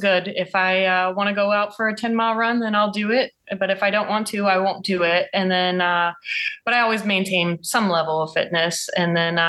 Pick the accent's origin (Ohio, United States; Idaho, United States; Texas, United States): Ohio, United States; I'm from Ohio